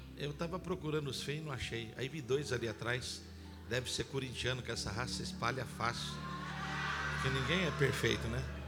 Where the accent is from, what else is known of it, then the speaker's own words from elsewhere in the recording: Campinas, São Paulo, Brazil; Eu sou de Campinas, aqui do interior do estado